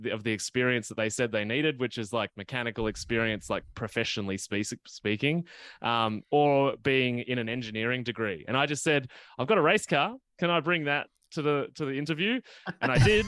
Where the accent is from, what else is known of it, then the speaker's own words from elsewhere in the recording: Gippsland, Victoria, Australia; moved away; I actually grew up in the, in the countryside, um, and even when I go back to my hometown in Gippsland in Victoria